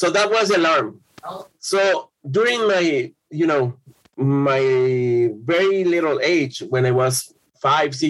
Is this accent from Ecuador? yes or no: yes; Quito, Pichincha, Ecuador; I'm from Quito, Ecuador. I was born in 1974